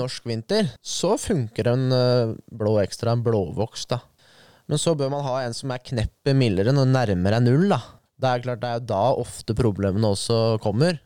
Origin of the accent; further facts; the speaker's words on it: Lier, Buskerud, Norway; jeg er jo født og oppvokst i Lier